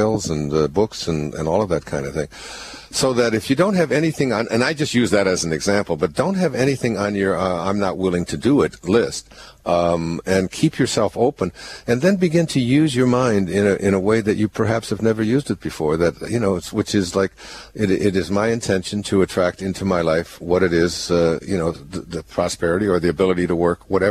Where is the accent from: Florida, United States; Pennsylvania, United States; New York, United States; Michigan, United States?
Michigan, United States; Detroit; moved away; I'm from Detroit, you know. So Yeah, Warren was right next door. I went to Denby High School right down the road.